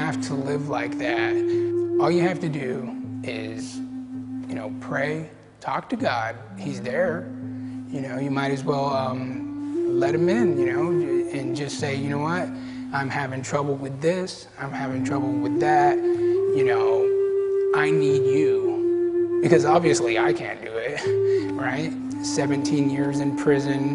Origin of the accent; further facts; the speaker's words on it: Gila River Pima tribe, Arizona, United States; I'm from the Gila River Pima tribe, which is down in Arizona